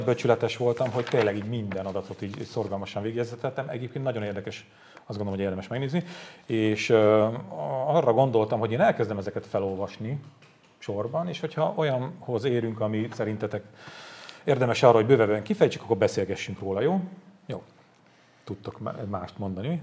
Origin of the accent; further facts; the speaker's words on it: Hungary; én, aki vidéki származású vagyok